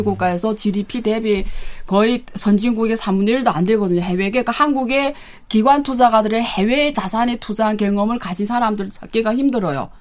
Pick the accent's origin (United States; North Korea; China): China; now in South Korea; 제가 중국에서 왔기 때문에